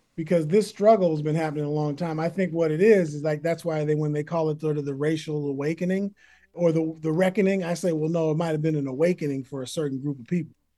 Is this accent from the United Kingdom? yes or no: no; Berkeley, California, United States; also born or lived in San Francisco, California; now in Oakland, United States; I was born in San Francisco, raised in Berkeley, California, then defected to Oakland